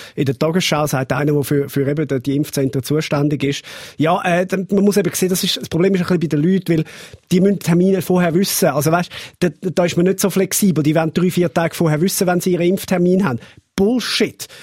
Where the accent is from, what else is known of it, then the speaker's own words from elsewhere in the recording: Zurich, Switzerland; als Zürcher